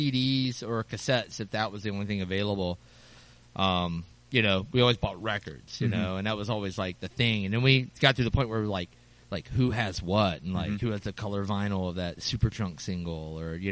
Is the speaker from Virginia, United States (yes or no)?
yes; Danville, Virginia, United States; moved away as an adult; now in Richmond, United States; I'm from Danville, Virginia